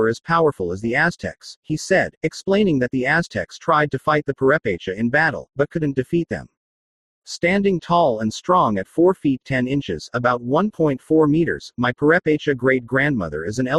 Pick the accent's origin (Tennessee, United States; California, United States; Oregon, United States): California, United States; Born and raised in California, I grew up unaware of this part of my heritage as it was lost in my family after my grandfather passed away in 1978.